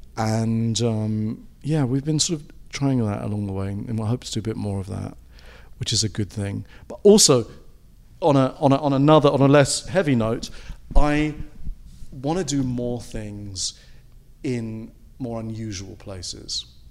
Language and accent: English; England, United Kingdom; moved away; being British and having come from a country where they had a lot of, lot of sort of empire at one point and there was all those influences that came into England